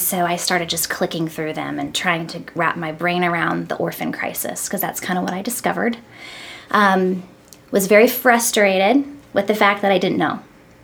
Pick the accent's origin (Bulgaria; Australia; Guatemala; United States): United States; Missouri; moved away as an adult; also born or lived in New England; now in Nashville, United States; Spent some time up in the New England area when I was younger, but for the most part, I was raised in Missouri.